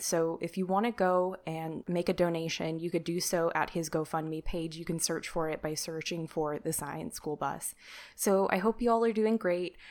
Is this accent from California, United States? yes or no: yes; Sacramento, California, United States; my hometown, where he also lives in Sacramento, California